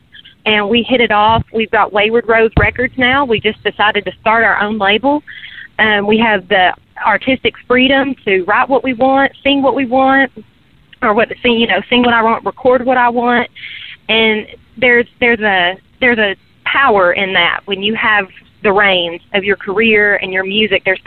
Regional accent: Morristown, Tennessee, United States; also born or lived in Nashville, Tennessee; Morristown, Tennessee.

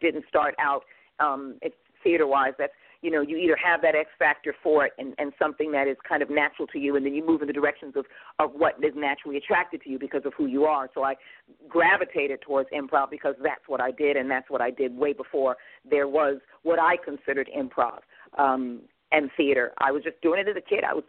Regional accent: New York, United States; moved away as an adult; I'm from New York

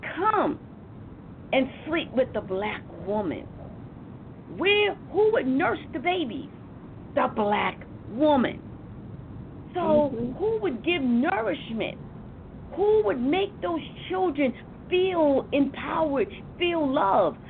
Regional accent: New York City, New York, United States; I come from Harlem

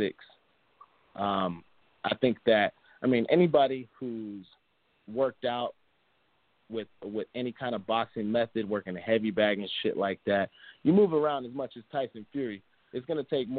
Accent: United States; being an American

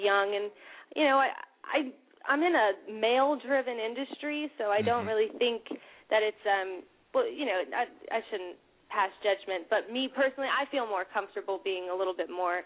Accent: Vienna, Virginia, United States; also born or lived in West Hollywood; I'm from Vienna, Virginia

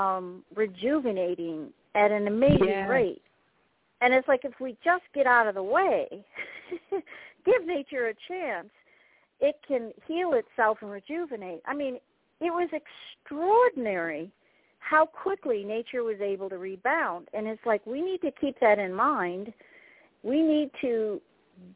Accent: Syracuse, New York, United States; moved away; I'm from Syracuse originally

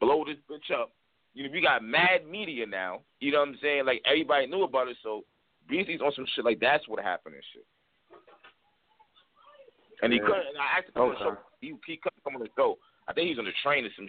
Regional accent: New York, United States; I'm from New York too.

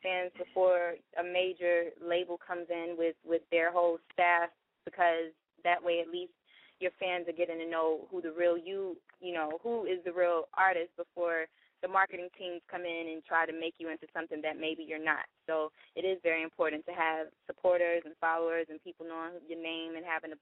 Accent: Alabama, United States; moved away; my hometown

